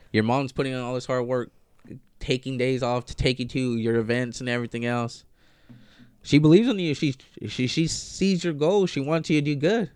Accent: Lamont, California, United States; also born or lived in east side (Bakersfield area); I grew up in Lamont. I was born and raised in Lamont. Left uh, in like third grade, moved to the east side

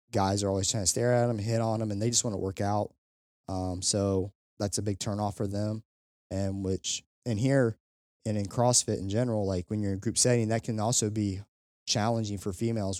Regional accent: Kentucky, United States; I'm from Kentucky.

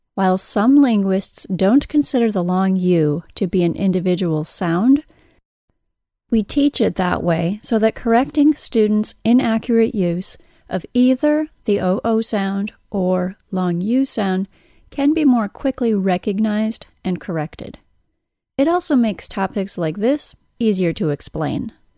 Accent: United States; accent: American; my American accent

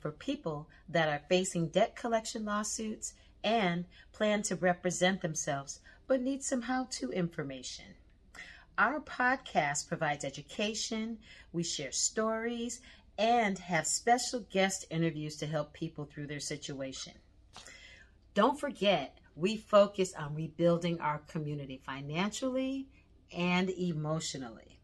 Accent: East Coast, United States; now in Southern California, United States; I'm originally from the East Coast

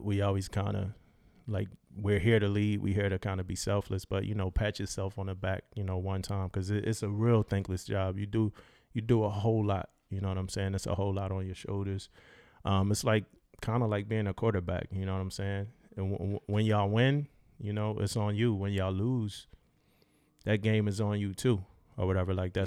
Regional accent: Philadelphia, Pennsylvania, United States; moved away; I'm from Philadelphia, Pennsylvania, so I'm from up north, northeast. uh, grew up with those influences

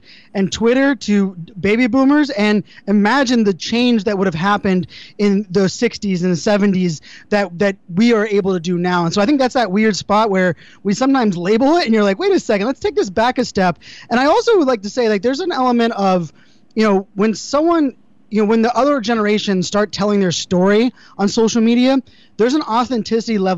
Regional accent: Pittsburgh, Pennsylvania, United States; I grew up in Pittsburgh, Pennsylvania, you know, blue collar town

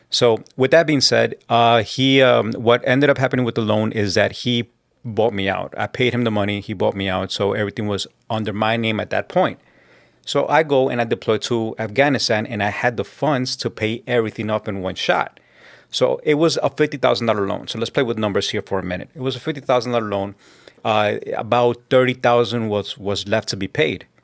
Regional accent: New York City, New York, United States; also born or lived in South Jamaica, Queens / Colombia; I was born in Southside Jamaica, Queens, and I was raised and grew up in Corona

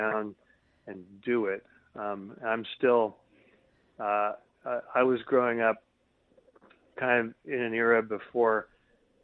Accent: Ames, Iowa, United States; I grew up in Ames, Iowa, which is a university town

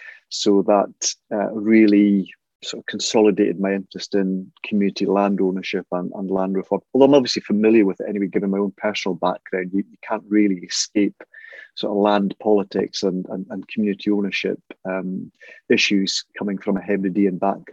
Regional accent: Isle of Skye, Scotland, United Kingdom; moved away as an adult; also born or lived in Inverness; now in Glasgow, United Kingdom; I was born in Inverness. I grew up in the Isle of Skye, but I always say that I've got dual island identity because my parents were from the Isle of Harris. So I'm really sort of in Gaelic, a Skianach from Skye and a Herach from Harris.

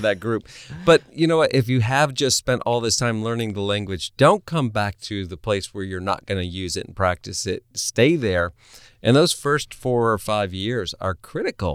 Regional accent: New England, United States; moved away; I am originally from New England, where families live in the same house for generations.

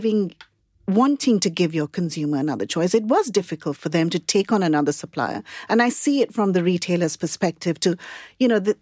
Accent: Mumbai, Maharashtra, India; now in United Kingdom; I grew up in Bombay

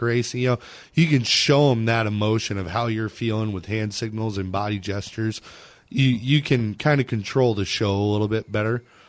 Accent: Phoenix, Arizona, United States; I grew up in Manzanita Speedway. My dad was the flagman there for about 15 years or so

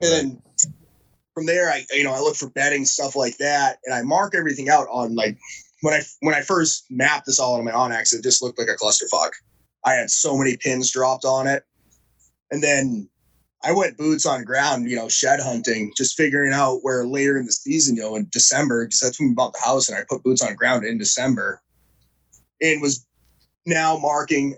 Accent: New Hampshire, United States; I grew up in New Hampshire, so I've always kind of been in the New England area

